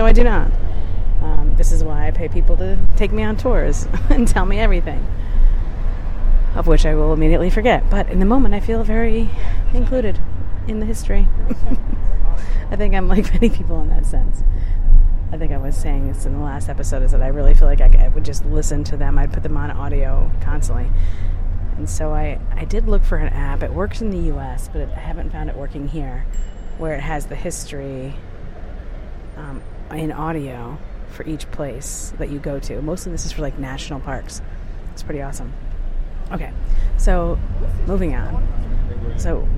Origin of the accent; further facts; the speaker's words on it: New York, United States; now in Michigan, United States; I'm from New York